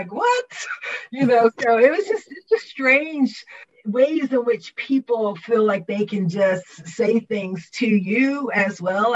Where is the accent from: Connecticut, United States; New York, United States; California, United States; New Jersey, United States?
New Jersey, United States; Trenton; also born or lived in South Carolina; I'm from Trenton, New Jersey, by way of South Carolina.